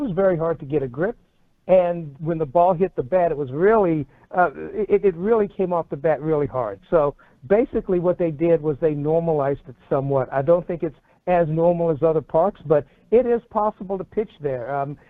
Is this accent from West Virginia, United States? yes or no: yes; West Virginia, United States; moved away; I grew up in West Virginia. It just feels like home.